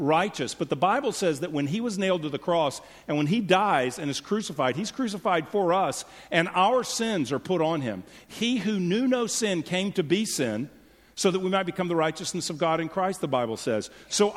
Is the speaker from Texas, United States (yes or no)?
yes; Houston, Texas, United States; moved away as an adult; also born or lived in California; now in Frisco, United States; I grew up in Houston, then lived a couple decades in California, and moved back